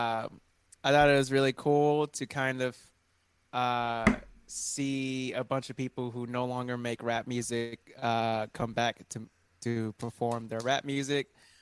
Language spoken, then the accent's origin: English; Lakeland, Florida, United States; my hometown, which is Lakeland, Florida.